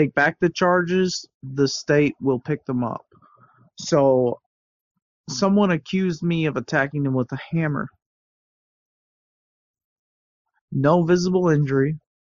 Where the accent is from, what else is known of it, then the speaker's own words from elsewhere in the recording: United States; now in Shenzhen, China; Well, also being an American in like, especially in Shenzhen, they do the exact same as well.